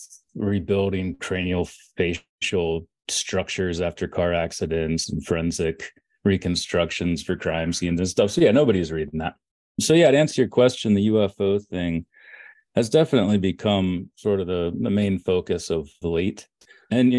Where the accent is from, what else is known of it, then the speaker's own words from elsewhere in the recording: Orrville, Ohio, United States; I was born in Oroville, Ohio